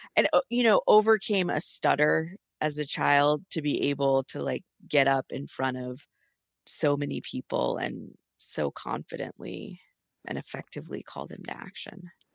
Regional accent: Atlanta, Georgia, United States; I'm from Atlanta

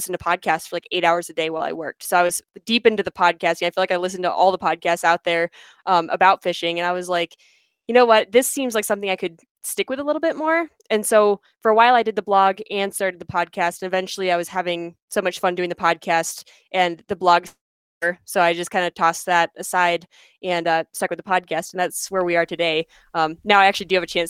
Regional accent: Pennsylvania, United States; moved away as an adult; now in Colorado, United States; I was born in Pennsylvania, so I ended up in Colorado my freshman year of college

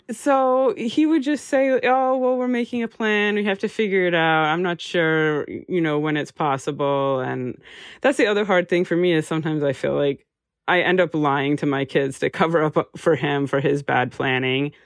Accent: United States; moved away as an adult; now in Amsterdam, Netherlands; I'm an American graphic designer uh, living and working in Amsterdam

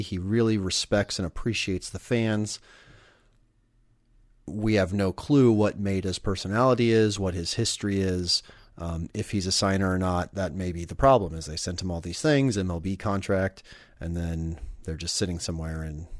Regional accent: Omaha, Nebraska, United States; I used to watch him in AAA growing up in Omaha.

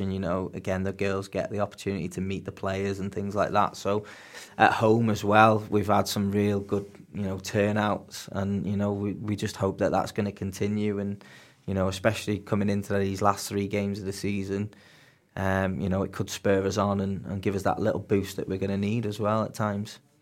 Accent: Warrington, North West England, United Kingdom; moved away as an adult; now in Bangor-on-Dee, United Kingdom; I'm originally from England, um, grew up in Warrington

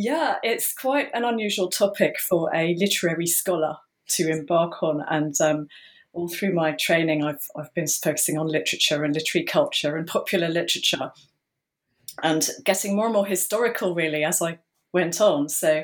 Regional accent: England, United Kingdom; I suppose what I'll just say immediately is that, as you can tell, I'm English, and dirt in English means something rather different from dirt in American English.

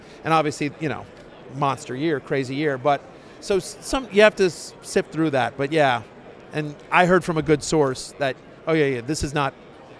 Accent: College Station, Texas, United States; I grew up in College Station.

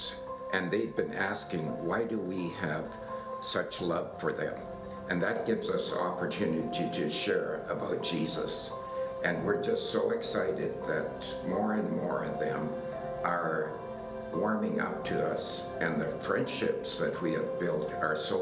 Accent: Regina, Saskatchewan, Canada; we're from Regina

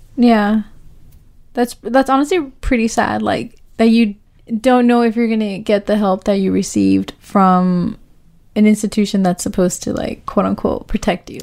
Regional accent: Oakland, California, United States; we are from the East Side. We are women of color, you know? So this is our community.

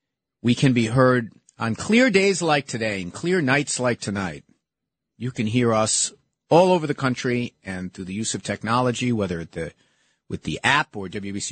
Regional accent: New York City, New York, United States; I am a New Yorker to my core.

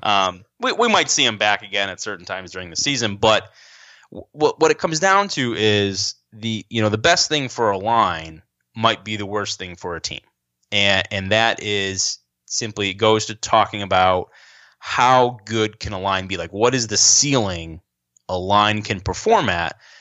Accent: Rochester, New York, United States; I grew up in Rochester, New York

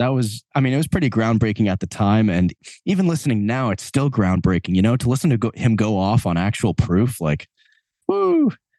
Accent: Long Island, New York, United States; So me and Brian Murray, one of the guitar players in the band, we're both from Long Island.

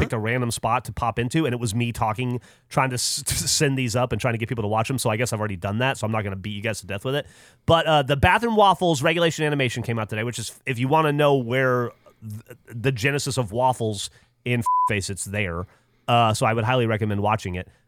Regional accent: Alabama, United States; moved away; I grew up in Alabama

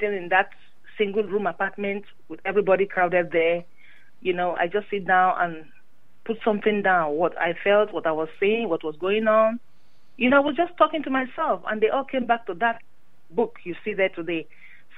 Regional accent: Nigeria; moved away; growing up in Nigeria

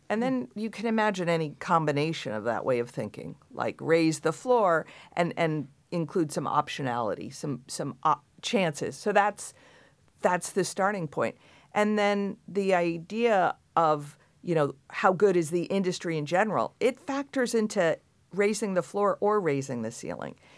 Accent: Long Island, New York, United States; I grew up in Long Island.

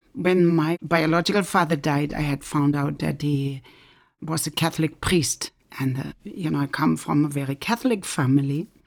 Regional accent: Germany; moved away as an adult; also born or lived in West Africa; now in United States; I am originally from Germany, but I'm now living in the United States

